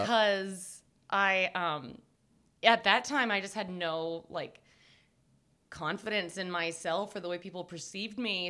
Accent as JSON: {"language": "English", "area": "Cobb County, suburbs of Atlanta", "region": "Georgia", "country": "United States", "tie": "born or raised there", "said": "I grew up in Cobb County"}